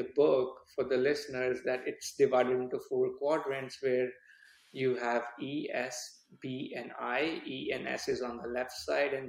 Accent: India; moved away as an adult; now in United States; I was born and brought up in India.

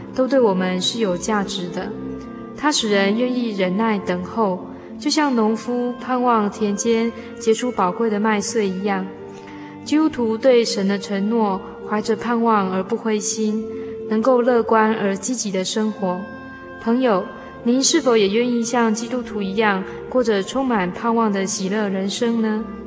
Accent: near Datong Mountain, New Taipei, Taiwan; 大同山，这是我故乡旁边的一座小山

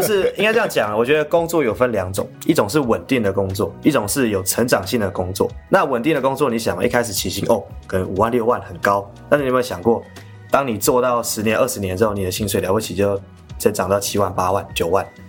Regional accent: Kaohsiung, Taiwan; moved away as an adult; also born or lived in Kinmen; 我高雄人，但是我去金门读大学，大学四年，再加上在金门当兵服役两年

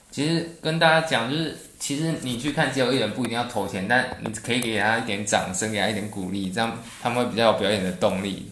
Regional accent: southern Taiwan, Taiwan; 因为我是南部人，我自己知道

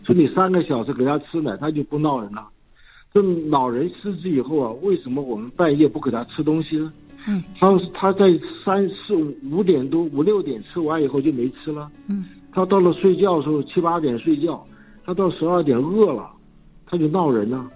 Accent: Taiwan; also born or lived in United Kingdom; 我是在眷村长大

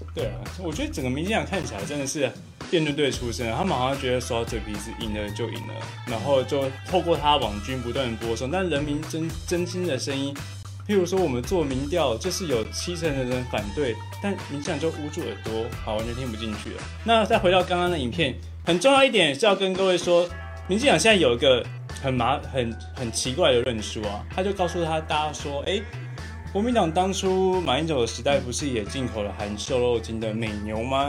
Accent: Fengyuan, Taichung, Taiwan; 台中的家， 台中出生的，我老家在丰原

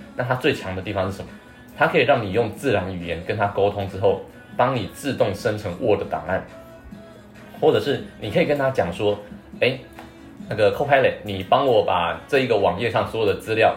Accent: Taiwan; 不要以为我们台湾人的科技力比那么强，

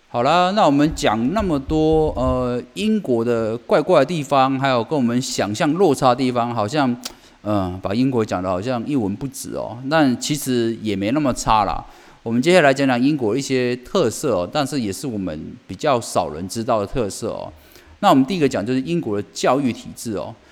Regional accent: Taiwan; 我们台湾人

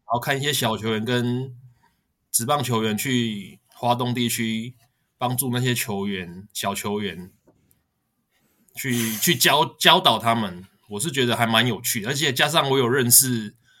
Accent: Taiwan; 我是台湾来的

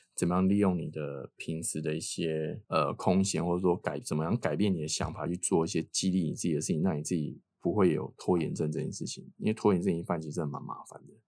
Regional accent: Taiwan; moved away; 我是台湾人

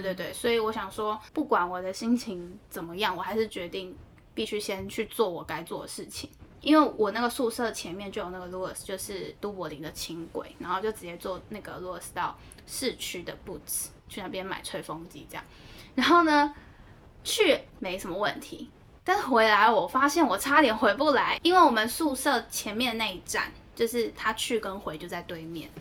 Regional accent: Taiwan; moved away as an adult; 我是台湾来的

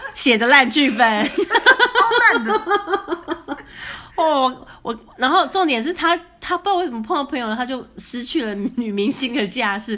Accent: Taiwan; 我们台湾人

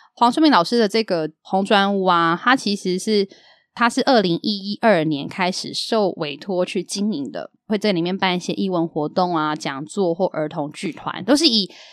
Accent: Yilan, Yilan County, Taiwan; 从小时候我的印象的宜兰

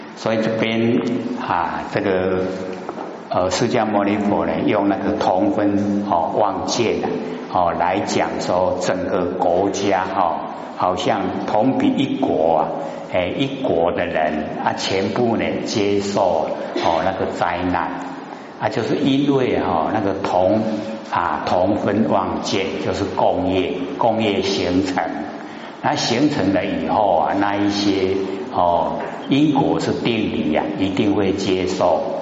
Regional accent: Taiwan; 我们台湾话讲的是最好了，叫做过身

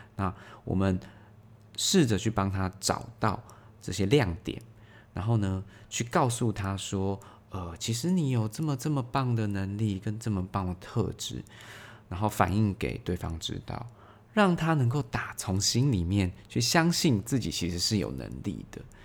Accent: Taiwan; 我们台湾人最会的就是一窝蜂这件事情

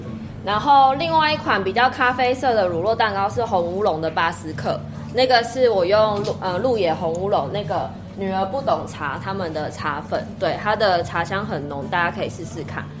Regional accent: Taipei, Taiwan; moved away as an adult; also born or lived in Orchid Island; now in Donghe, Taiwan; 我是台北人，我是台北人。

